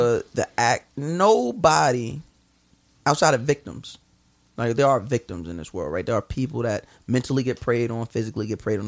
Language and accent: English; Long Island, New York, United States; I'm from Long Island. Like I got a house. Like got backyard